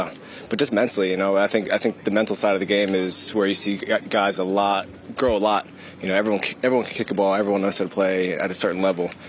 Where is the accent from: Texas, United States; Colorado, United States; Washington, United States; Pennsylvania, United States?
Pennsylvania, United States; Philadelphia; moved away as an adult; also born or lived in Birmingham; now in London, United Kingdom; I'm from Philadelphia, so it's about an hour and a half, 2 hours away from here.